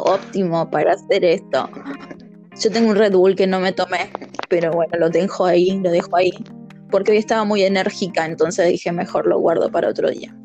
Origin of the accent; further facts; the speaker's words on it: Buenos Aires, Argentina; soy de Buenos Aires, Argentina